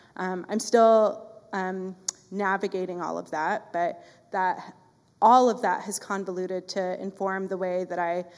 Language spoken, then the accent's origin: English; Lawrenceville, Georgia, United States; So I'm from Gwinnett County, and Lawrenceville, Georgia is where I grew up.